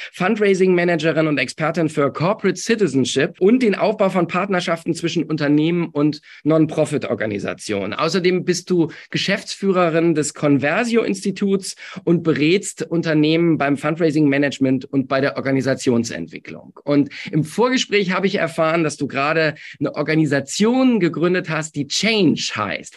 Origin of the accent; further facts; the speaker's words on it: Essen, North Rhine-Westphalia, Germany; in meiner Heimatstadt. Ich äh, hm. bin ja in Essen geboren.